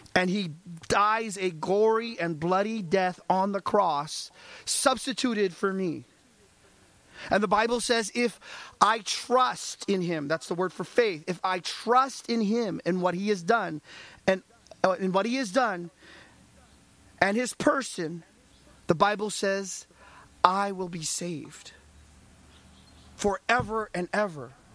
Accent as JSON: {"language": "English", "country": "United States", "said": "I'm an American"}